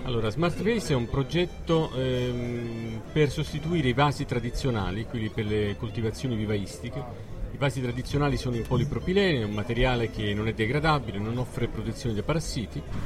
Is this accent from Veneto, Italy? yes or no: no; Salerno, Campania, Italy; noi siamo di Salerno